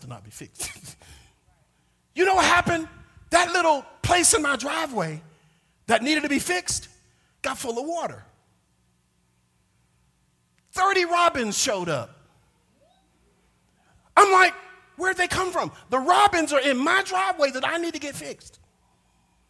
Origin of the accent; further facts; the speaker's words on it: Mississippi, United States; I'm from Mississippi